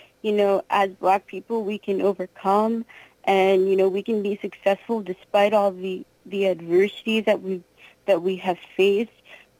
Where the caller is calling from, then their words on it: Pennsylvania, United States; Yeah. Yep, Pennsylvania.